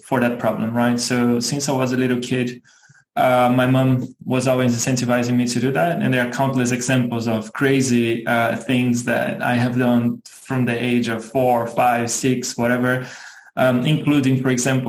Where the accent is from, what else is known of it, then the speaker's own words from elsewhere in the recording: Brazil; moved away as an adult; also born or lived in Germany / Singapore; now in Chicago, United States; I was born and raised in Brazil. Spent 27 years of my life, if I'm not mistaken, there